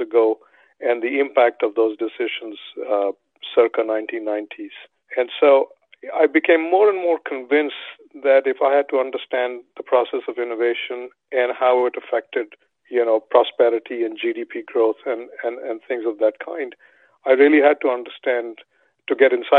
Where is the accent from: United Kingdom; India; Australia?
India; moved away; Growing up in India